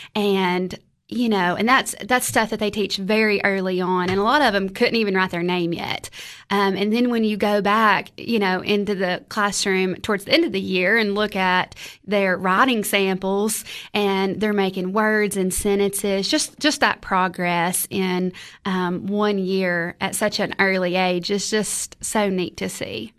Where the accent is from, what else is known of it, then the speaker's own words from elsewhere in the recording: Crossville, Tennessee, United States; moved away as an adult; also born or lived in Cookeville, Tennessee; born and raised in Crossville, Tennessee